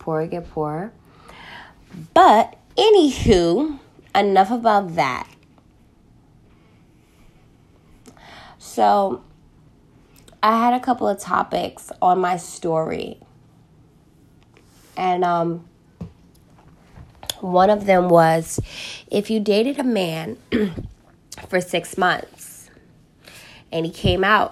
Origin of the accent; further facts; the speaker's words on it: New York City, New York, United States; I am from Harlem, New York, more specifically 8th Avenue.